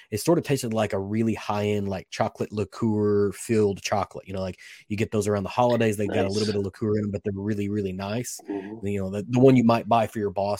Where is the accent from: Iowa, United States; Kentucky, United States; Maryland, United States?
Kentucky, United States; I was born and raised in Kentucky.